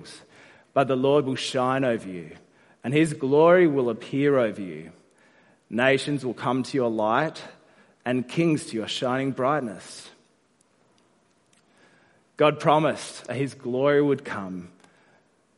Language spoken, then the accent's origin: English; South Australia, Australia; now in Sydney, Australia; I'm from South Australia